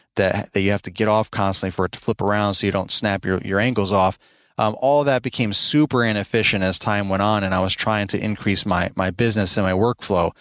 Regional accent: Albany, New York, United States; moved away as an adult; now in Midlothian, Virginia, United States; we're originally from New York, both my wife and I. I'm from Albany, New York

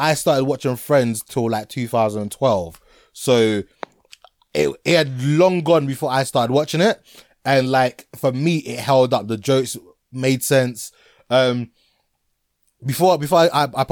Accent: Ghana; I'm from Ghana

